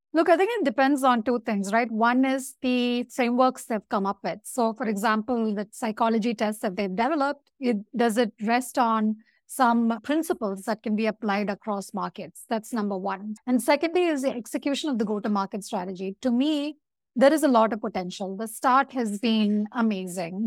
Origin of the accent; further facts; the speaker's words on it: India; I'm from India